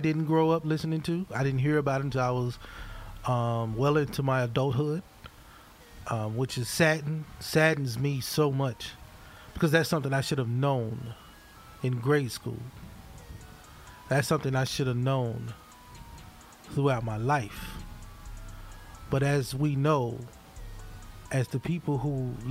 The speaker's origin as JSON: {"language": "English", "town": "Hattiesburg", "region": "Mississippi", "country": "United States", "tie": "born or raised there", "moved": "yes", "lives_now": "Columbia, United States", "said": "my hometown, Hattiesburg"}